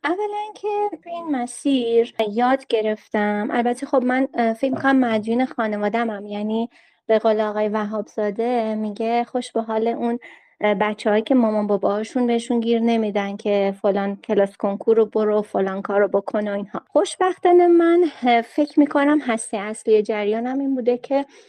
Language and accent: Persian; Qazvin, Qazvin Province, Iran; چون ما اون موقع استانمون استان زنجان بود من قزوینی هستم